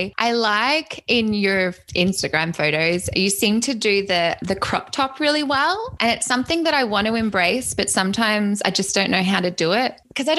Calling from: Quebec City, Quebec, Canada; I'm a hairstylist and many other things, and I'm coming from Quebec City, Canada.

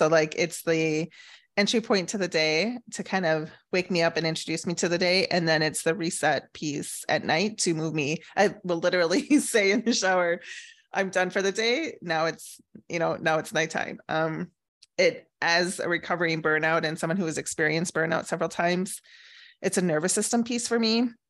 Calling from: Scottsdale, Arizona, United States; Scottsdale, Arizona.

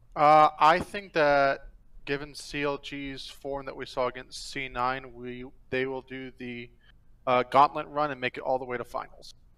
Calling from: Buffalo, New York, United States; I'm calling from Buffalo, New York.

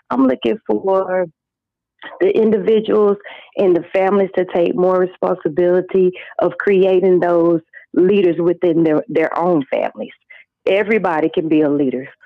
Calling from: Athens, Georgia, United States; I'm calling from Georgia, Athens, Georgia.

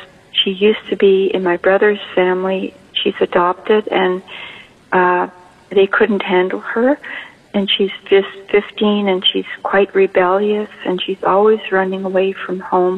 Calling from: Canada; I'm calling from Canada.

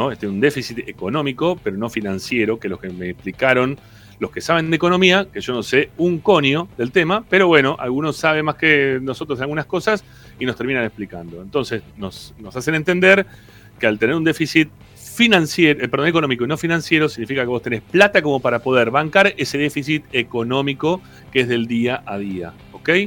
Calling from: Lomas de Zamora, Buenos Aires Province, Argentina; de Lomas.

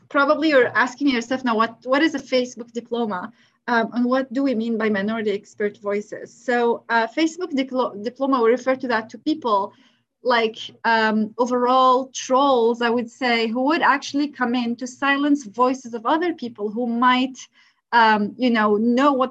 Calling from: North Vancouver, British Columbia, Canada; I'm recording from North Vancouver in Canada.

